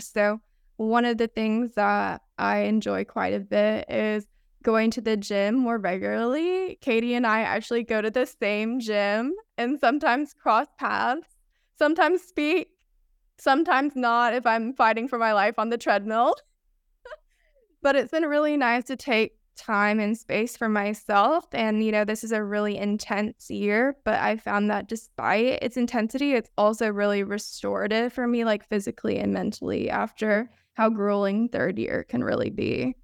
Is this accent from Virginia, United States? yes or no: no; Rome, Georgia, United States; moved away as an adult; also born or lived in Athens, Georgia; now in San Francisco, United States; I'm originally from Rome, Georgia, which is a town kind of in between Chattanooga and Atlanta.